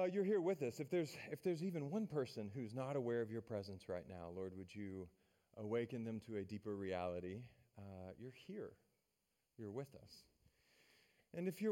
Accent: Maryville, Tennessee, United States; I'm from Maryville. That's my hometown, which is a town just south of Knoxville, home of the University of Tennessee Volunteers.

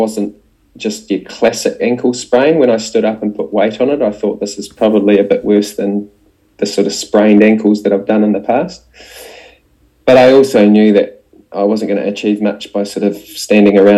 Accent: New Zealand; also born or lived in Dunedin, New Zealand; as a Kiwi

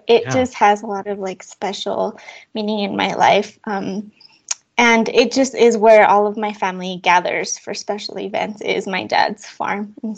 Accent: Chihuahua, Mexico; now in United States; And I'm originally from Mexico. I was born in Chihuahua, Mexico.

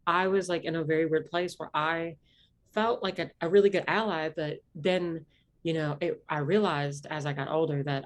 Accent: Southwest Virginia, United States; accent: Appalachian; I grew up in Southwest Virginia, grew up in Appalachia, like, you know, grew up in the Blue Ridge, you know, area

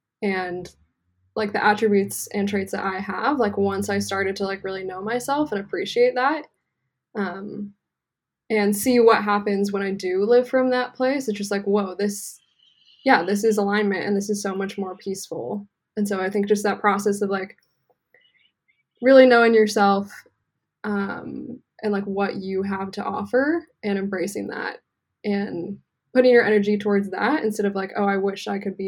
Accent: Santa Cruz, California, United States; I grew up in Santa Cruz.

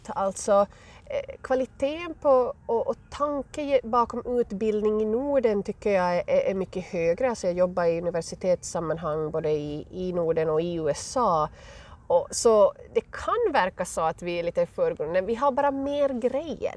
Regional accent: west coast of Finland, Ostrobothnia, Finland; accent: Finland Swedish; moved away as an adult; also born or lived in Arizona, United States; now in Colorado, United States; jag kommer alltså från eh, Finlands västkust, från Österbotten, men hamnade här eh, för nästan tio år sedan.

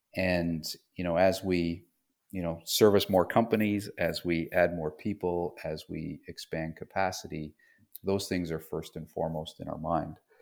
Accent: Toronto, Ontario, Canada; moved away as an adult; also born or lived in London, Ontario; now in North Carolina, United States; I grew up in Toronto, just outside of Toronto in Canada.

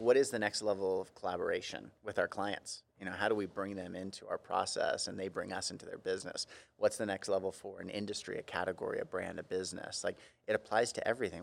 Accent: Central Coast, California, United States; my family for generations is from California, uh, mostly Southern, but I grew up in Central Coast

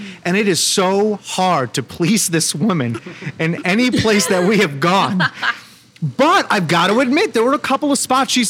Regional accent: Orlando, Florida, United States; also born or lived in Connecticut; My hometown is Orlando.

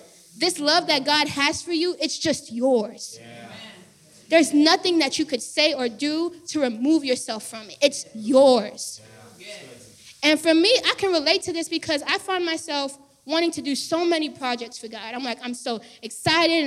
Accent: Florida, United States; moved away; I moved here. I'm from Florida. I'm Haitian American. My whole family's from Florida

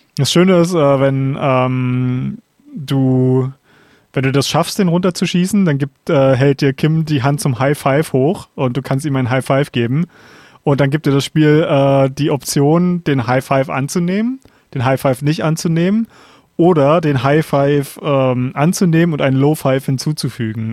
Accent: Germany; als Deutscher

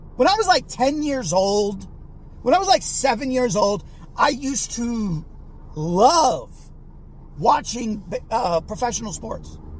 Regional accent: Bay Area, California, United States; growing up in the Bay Area

